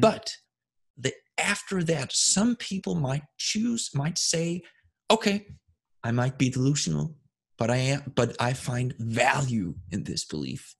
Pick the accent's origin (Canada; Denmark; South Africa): Denmark; moved away; I grew up in Scandinavia, Denmark specifically